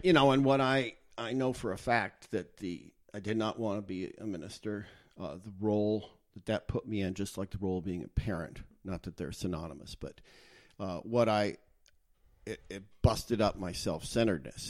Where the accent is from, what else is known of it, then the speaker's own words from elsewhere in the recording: United States; I grew up in the United States.